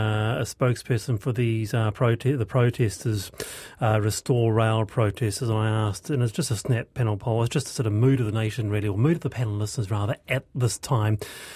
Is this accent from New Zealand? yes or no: yes; New Zealand; Are you actually a Kiwi? The answer is yes. I am a Kiwi.